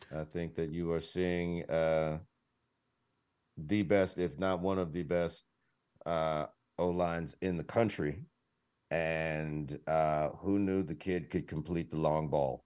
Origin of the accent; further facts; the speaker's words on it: Detroit, Michigan, United States; moved away; I'm from Detroit